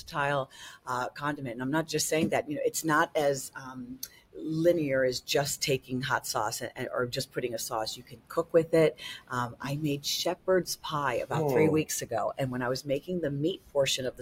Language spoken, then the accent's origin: English; Chicago, Illinois, United States; I was born in Chicago